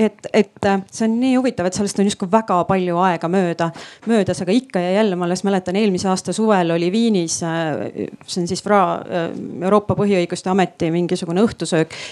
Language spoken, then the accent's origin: Estonian; Rapla, Rapla County, Estonia; ma ise olen Raplast